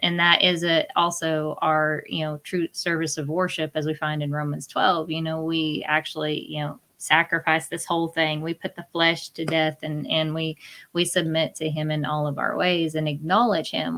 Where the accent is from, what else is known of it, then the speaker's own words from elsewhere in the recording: Oklahoma, United States; I'm from Oklahoma